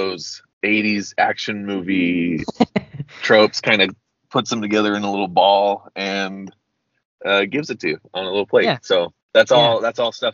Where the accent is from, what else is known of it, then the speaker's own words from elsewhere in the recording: United States; I'm an American, uncultured American.